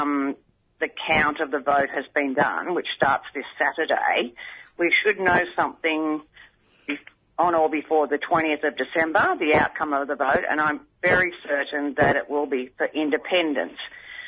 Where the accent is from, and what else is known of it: Bougainville, Papua New Guinea